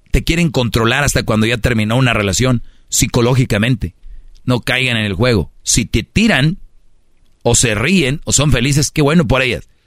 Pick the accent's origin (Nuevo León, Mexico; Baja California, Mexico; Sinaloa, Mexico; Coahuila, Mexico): Nuevo León, Mexico; Monterrey; Yo soy regio